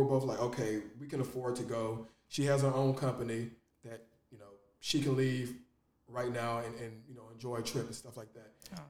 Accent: Nigeria; now in Los Angeles, United States; I'm Nigerian

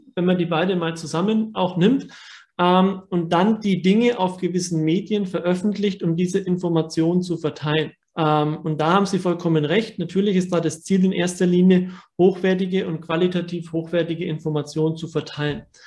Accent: Germany; bei uns in Deutschland

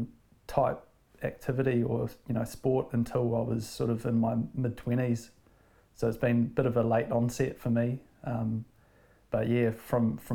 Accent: Auckland, New Zealand; also born or lived in Wanaka; now in Piha, New Zealand; I grew up in West Auckland

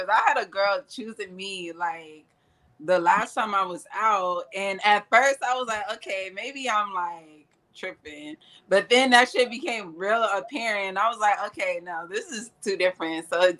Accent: San Antonio, Texas, United States; moved away as an adult; now in Houston, United States; I'm from San Antonio.

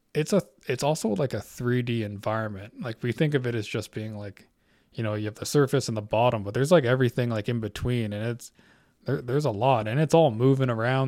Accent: Canada; I'm Canadian. I live in Canada.

